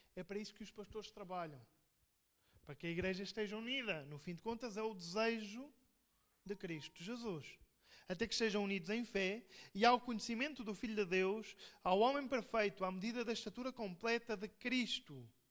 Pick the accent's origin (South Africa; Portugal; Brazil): Portugal; eu sou português